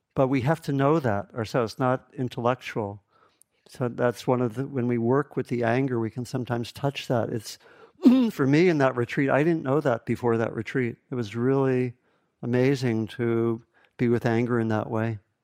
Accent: East Coast, United States; moved away as an adult; also born or lived in Kentucky / Ohio; I grew up on the East Coast

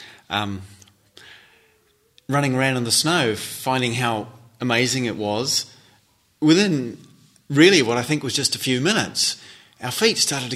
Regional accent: North Island, New Zealand; also born or lived in Switzerland; I grew up in New Zealand and in the North Island, despite, in fact, having been born in Switzerland

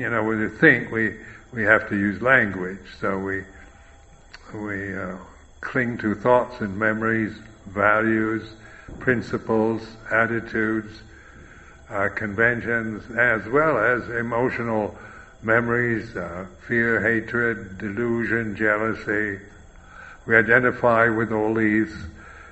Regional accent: United States; I am American, I am a bhikkhu

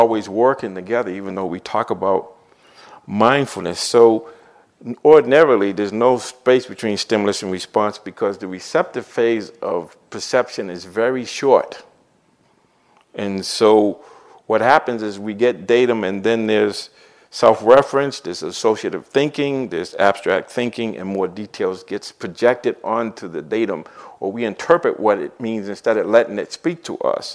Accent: Boston, Massachusetts, United States; I grew up in Dorchester and Roxbury

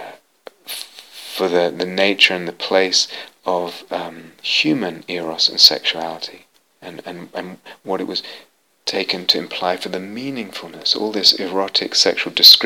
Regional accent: London, United Kingdom; I was raised in London, had an Orthodox Jewish upbringing

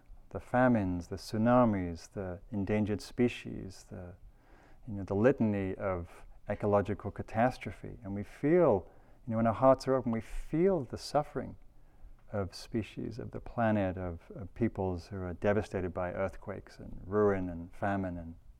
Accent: United Kingdom; There's all these great stories from where I come from Britain, during the Second World War

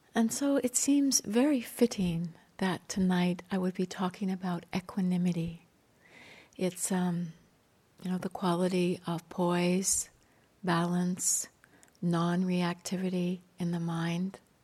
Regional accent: Canada; I grew up near the Rocky Mountains in Canada

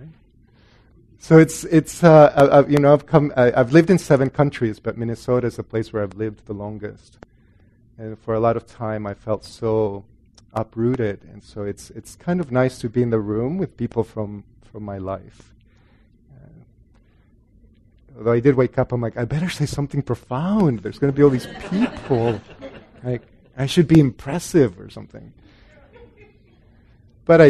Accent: El Salvador; moved away; also born or lived in Guatemala; I grew up in Catholic El Salvador

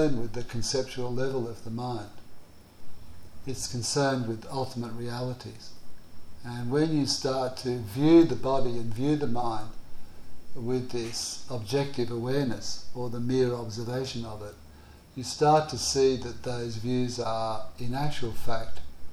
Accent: Australia; I come from Australia

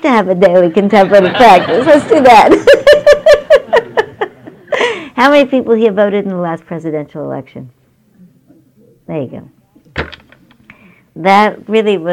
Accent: New York, United States; I grew up in New York

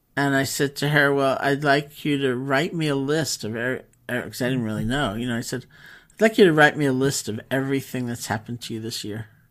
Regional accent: New York City, New York, United States; also born or lived in Barre, Massachusetts; as a New Yorker

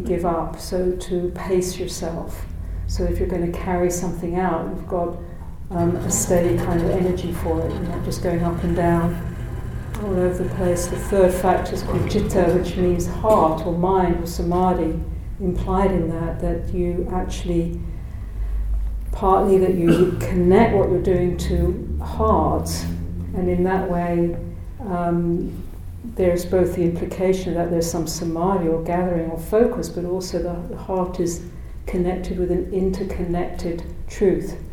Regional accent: United Kingdom; moved away as an adult; also born or lived in South Africa / Ireland (parentage); I came originally from Britain

